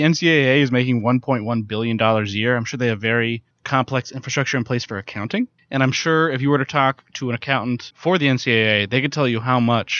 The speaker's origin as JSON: {"language": "English", "town": "Mingo Junction", "region": "Ohio", "country": "United States", "tie": "born or raised there", "moved": "yes", "said": "I'm not from Steubenville. I'm from Mingo Junction."}